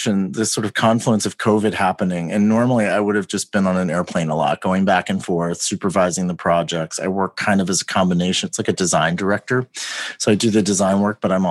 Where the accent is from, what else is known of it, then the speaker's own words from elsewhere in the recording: Houston, Texas, United States; moved away as an adult; also born or lived in New York / London; I was born and raised in Houston